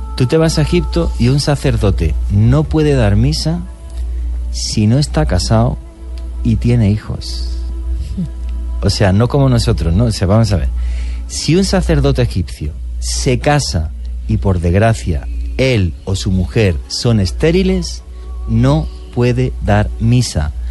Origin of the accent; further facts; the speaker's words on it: Spain; trabajé para una cadena muy importante en mi país, que es Antena 3